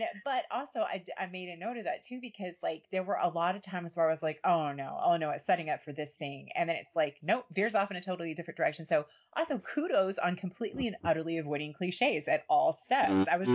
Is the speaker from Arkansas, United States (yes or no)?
no; Kentucky, United States; also born or lived in California / Tennessee; I'm from Kentucky. I've grown up here. I've lived here most of my life